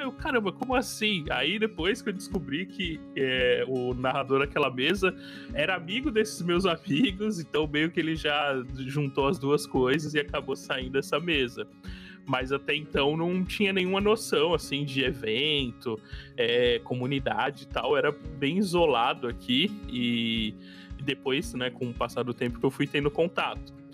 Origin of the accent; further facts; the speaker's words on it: Cubatão, São Paulo, Brazil; eu sou de Cubatão